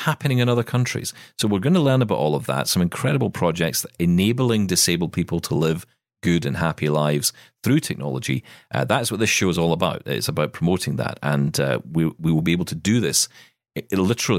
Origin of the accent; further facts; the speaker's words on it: Scotland, United Kingdom; as a Scotsman